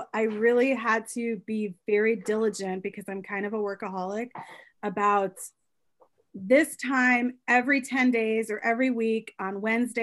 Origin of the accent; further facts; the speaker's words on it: Midwest, United States; moved away; I'm from the Midwest